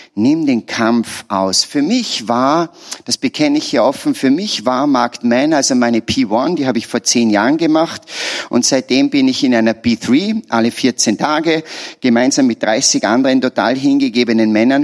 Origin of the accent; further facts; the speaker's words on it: Salzburg, Austria; Ich bin ein Salzburger